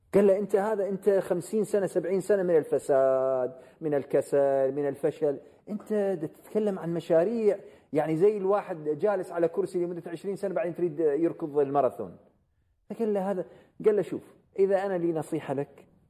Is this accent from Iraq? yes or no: yes; Iraq; أنا عراقي